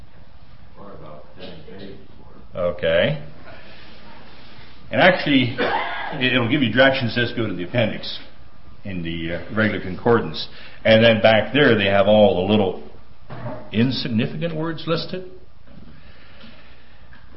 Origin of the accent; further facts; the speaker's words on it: Pennsylvania, United States; accent: Pennsylvania; now in Minnesota, United States; I was born in Pennsylvania and moved to Minnesota. And actually, I've lived in Minnesota longer than I have in Pennsylvania.